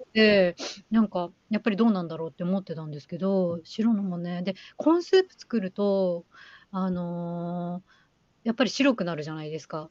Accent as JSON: {"language": "Japanese", "region": "Hokkaido", "country": "Japan", "tie": "born or raised there", "said": "地元北海道なんで"}